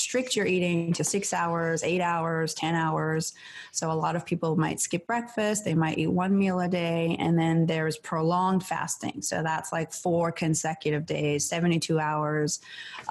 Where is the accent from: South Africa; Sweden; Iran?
Iran; moved away; I grew up in Iran